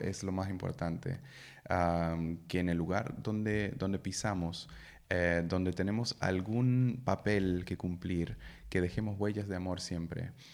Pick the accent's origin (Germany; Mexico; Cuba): Germany; Spanish is a second language; moved away as an adult; also born or lived in Peru; soy alemán, em, tengo 36 años